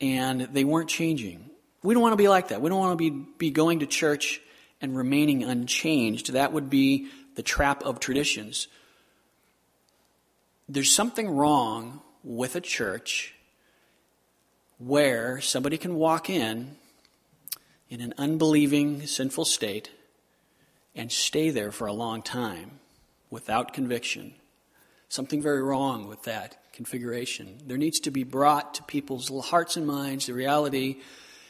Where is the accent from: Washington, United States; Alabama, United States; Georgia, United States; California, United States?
California, United States; Southern; I grew up in Southern California